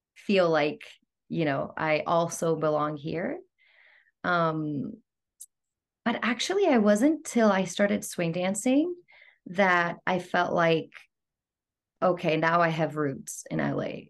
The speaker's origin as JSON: {"language": "English", "town": "Athens", "region": "Attica", "country": "Greece", "tie": "born or raised there", "also_born_or_lived": "London, United Kingdom", "accent": "Greek", "moved": "as an adult", "lives_now": "Los Angeles, United States", "said": "I was born and raised in Athens"}